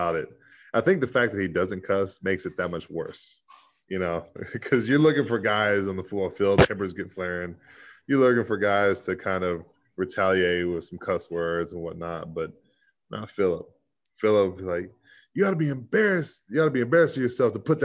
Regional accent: Texas, United States; moved away; in my hometown, it was coming home for me too

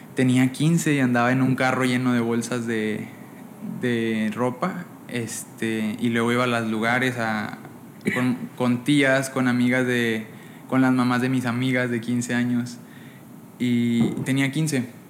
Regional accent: Monclova, Coahuila, Mexico; Pues yo soy de Monclova, Coahuila

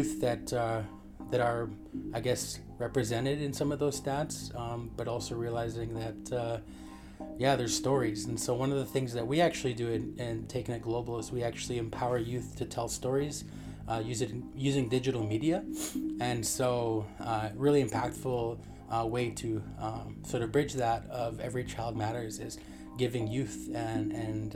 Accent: Canada; I'm from the Cody First Nation

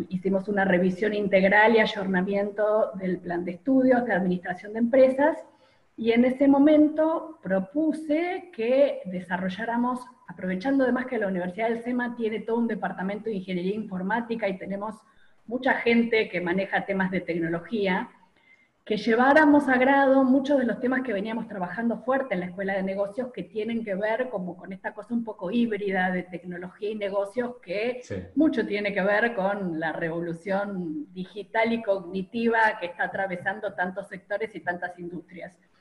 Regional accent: Argentina; moved away as an adult; also born or lived in Pittsburgh, United States / Rochester, United States / Cincinnati, United States; cuando volví a la Argentina

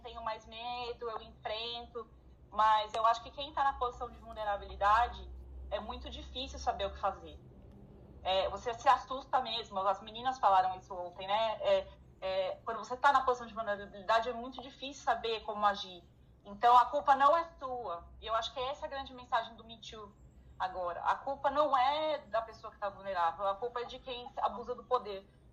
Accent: São Paulo, Brazil; now in Ireland; eu sou de São Paulo. São Paulo fala startup

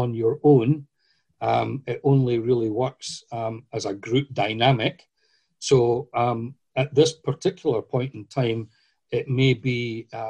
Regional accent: Scotland, United Kingdom; I'm from Scotland

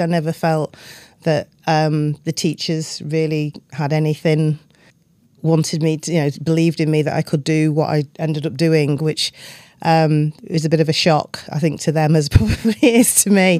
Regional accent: Doncaster, Yorkshire and the Humber, United Kingdom; moved away; growing up in Doncaster in the nineteen seventies

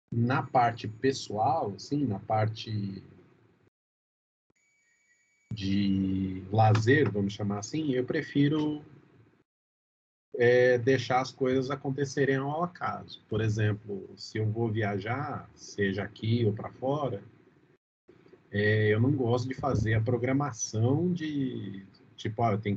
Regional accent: Brazil; eu acho que a gente, como brasileiro nato, a gente não tem a menor capacidade de prevenção, cara.

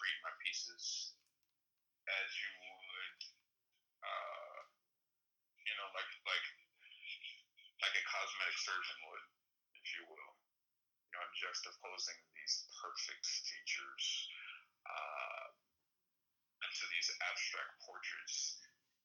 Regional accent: the South, United States; also born or lived in Miami, United States; now in Los Angeles, United States; I grew up in the South as well

